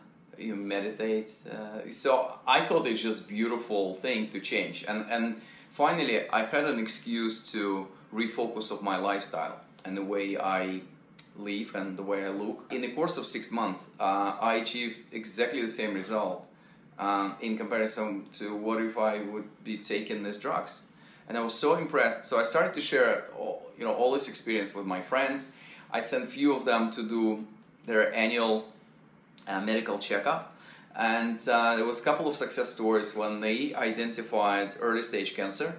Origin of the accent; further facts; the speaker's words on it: near Vladivostok, Primorsky Krai, Russia; moved away; My hometown was closer to Japan. It was 200 miles across the Japanese Sea. It was former Soviet Union